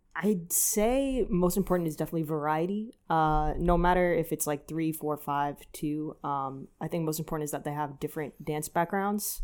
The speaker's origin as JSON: {"language": "English", "region": "New York", "country": "United States", "also_born_or_lived": "New Jersey / Los Angeles", "said": "from New York"}